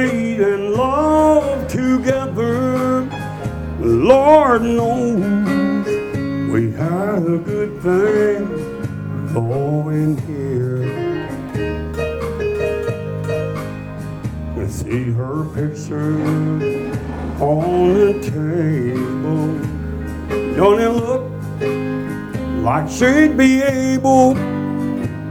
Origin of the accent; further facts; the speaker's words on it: Orlando, Florida, United States; also born or lived in Missouri; now in Nashville, United States; I'm from Orlando, Florida originally